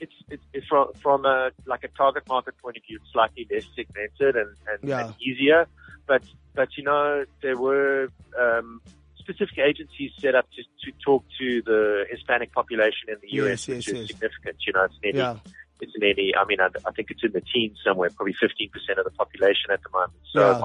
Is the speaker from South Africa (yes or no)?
yes; South Africa; moved away as an adult; also born or lived in United States; one of the things I found out about myself as a South African